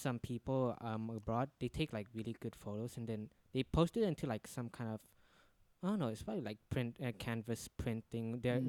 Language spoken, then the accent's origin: English; East Indonesia, Indonesia; now in Jakarta, Indonesia; I had to leave Jakarta because my parents my family live in my hometown, which is. Somewhere in East Indonesia, it's like 3 hours flight from there.